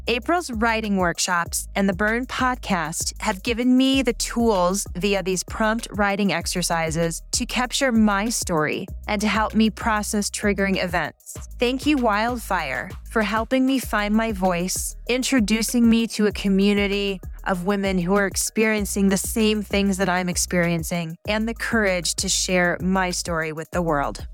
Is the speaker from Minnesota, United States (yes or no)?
no; Colorado, United States; I'm from Colorado